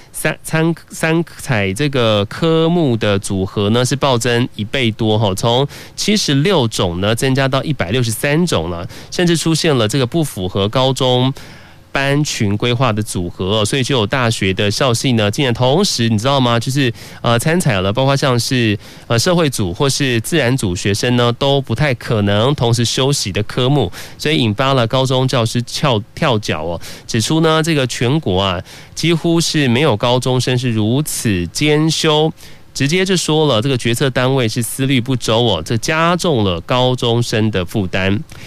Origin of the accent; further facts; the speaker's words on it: Taiwan; 身为台湾人